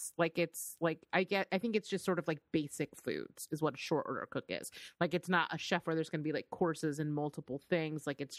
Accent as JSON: {"language": "English", "region": "California", "country": "United States", "said": "And I don't know. I'm from the Bay Area, California."}